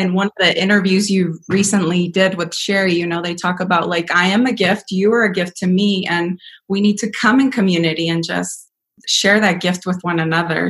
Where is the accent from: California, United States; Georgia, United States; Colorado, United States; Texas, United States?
Colorado, United States; Denver; also born or lived in Mexico; I was raised here in Denver. I was educated here in Denver.